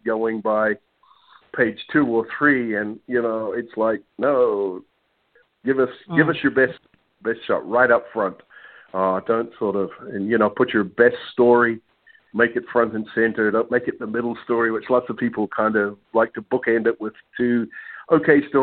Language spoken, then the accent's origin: English; New Zealand; now in Orlando, United States; I'm originally from New Zealand. You might be wondering my accent's from